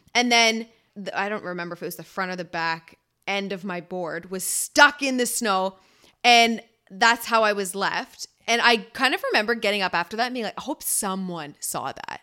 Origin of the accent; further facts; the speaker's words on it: Ontario, Canada; moved away as an adult; now in British Columbia, Canada; we're both from Ontario